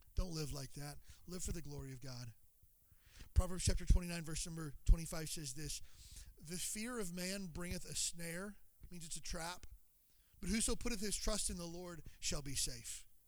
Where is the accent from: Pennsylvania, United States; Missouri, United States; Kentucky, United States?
Kentucky, United States; moved away as an adult; I grew up in Kentucky, but I'm from here. I haven't lived in Kentucky since I was 18.